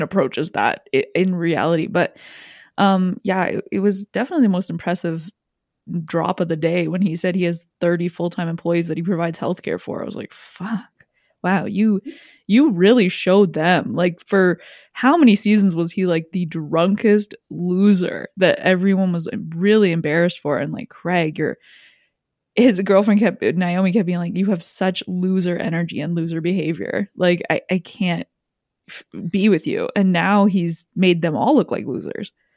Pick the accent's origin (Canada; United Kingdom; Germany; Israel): Canada; my life culturally whatsoever as a Canadian